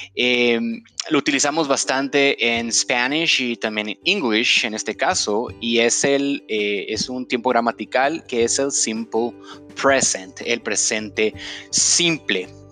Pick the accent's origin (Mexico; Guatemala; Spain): Guatemala; en Guatemala le decimos eh, feriado